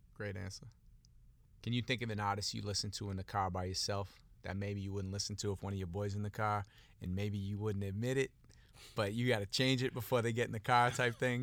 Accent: Boston, Massachusetts, United States; now in Miami, United States; I grew up in Boston, been living in Miami for a long time

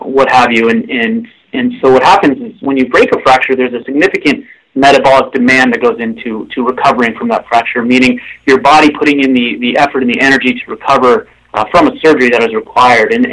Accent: Seattle, Washington, United States; moved away as an adult; also born or lived in Oregon / Detroit; now in Bay Area, United States; I'm originally from the Northwest, Pacific Northwest, Seattle area

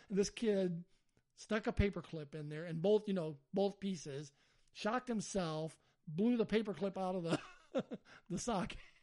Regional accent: Alabama, United States; I'm from Alabama

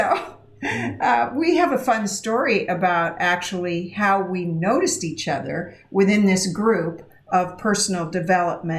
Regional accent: Idaho, United States; I grew up in Idaho, and we didn't have, we just had white people in my hometown

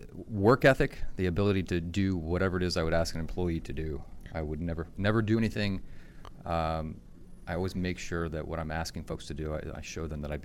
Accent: Easton, Maryland, United States; Easton, Maryland.

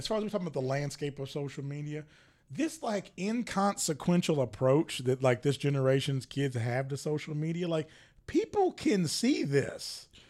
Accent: the South, United States; And we are from the South, so let's go ahead and get a few things straight. It comes to us last.

